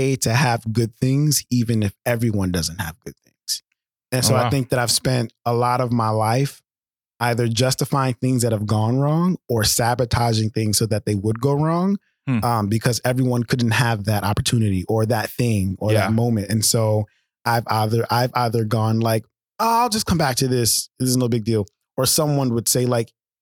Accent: New York City, New York, United States; growing up in Brooklyn

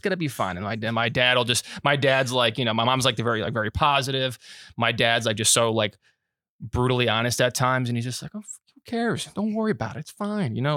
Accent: Florida, United States; I'm from Florida

